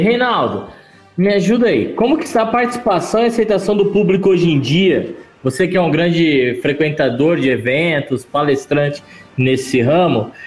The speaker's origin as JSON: {"language": "Portuguese", "town": "Catanduva", "region": "São Paulo", "country": "Brazil", "tie": "born or raised there", "said": "Catanduva é minha terra"}